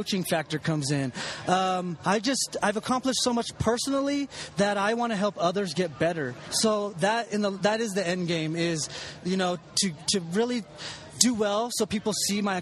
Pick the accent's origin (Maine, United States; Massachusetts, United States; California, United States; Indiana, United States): California, United States; San Diego; I'm from San Diego